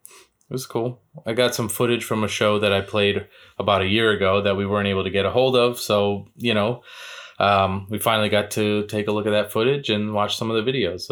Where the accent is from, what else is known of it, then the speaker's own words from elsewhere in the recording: East Coast, United States; moved away; I'm originally from the East Coast